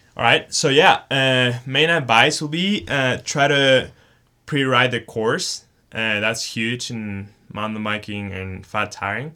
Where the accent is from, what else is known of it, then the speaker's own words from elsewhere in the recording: Chihuahua, Mexico; moved away as an adult; also born or lived in Texas; now in Boulder, United States; I grew up in Chihuahua, Mexico, and started riding mountain bikes with my dad when I was four years old